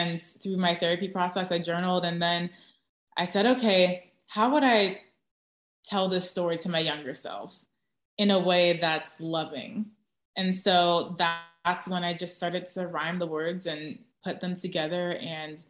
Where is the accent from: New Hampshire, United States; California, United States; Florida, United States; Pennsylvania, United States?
California, United States; Orange County, Southern; also born or lived in Tustin, California / Irvine, California; Southern California, Orange County.